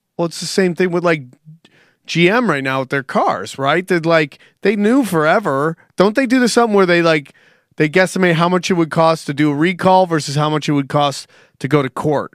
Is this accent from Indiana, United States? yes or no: no; Cortland, New York, United States; moved away; I'm from Cortland, New York, which is is Pennsylvania and Cortland are same kind of country. You know what I'm saying? I got ton- I have tons of cows in my hometown